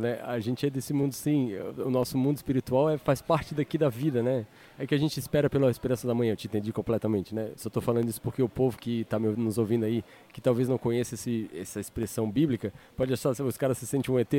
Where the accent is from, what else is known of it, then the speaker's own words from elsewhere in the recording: Florianópolis, Santa Catarina, Brazil; Eu sou de Floripa.